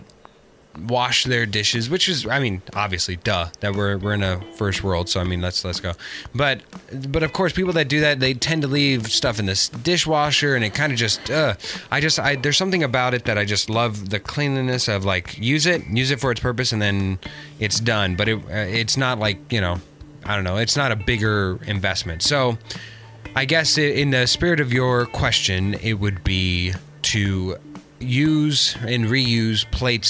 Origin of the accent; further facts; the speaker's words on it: Arizona, United States; also born or lived in New York; now in Los Angeles, United States; I'm from Arizona and moved